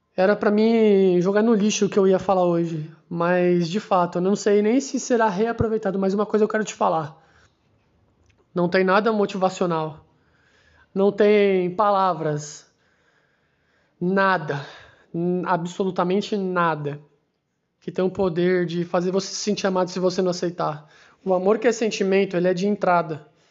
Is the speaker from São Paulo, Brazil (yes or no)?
yes; Santos, São Paulo, Brazil; now in São Paulo, Brazil; Eu nasci em Santos, em um hospital, pela manhã